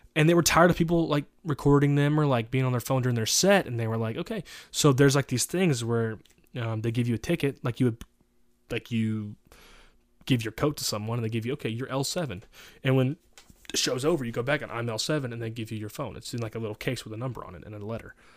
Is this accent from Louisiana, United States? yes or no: yes; Louisiana, United States; moved away; I'm from Louisiana.